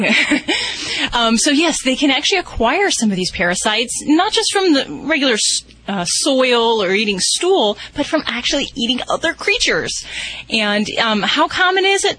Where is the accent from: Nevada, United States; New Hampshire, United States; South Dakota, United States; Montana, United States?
Nevada, United States; Las Vegas; I'm from Las Vegas